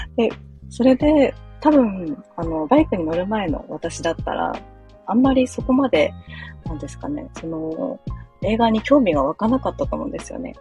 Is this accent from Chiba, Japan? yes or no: yes; Chiba, Japan; moved away as an adult; now in Fukuoka, Japan; 私もともと千葉県出身で、もうずっと千葉県で生まれ育ち